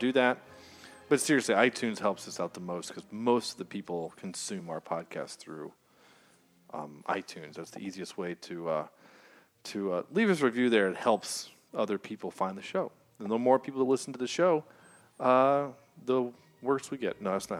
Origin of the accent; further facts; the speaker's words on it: the South, United States; accent: Southern; we're from the South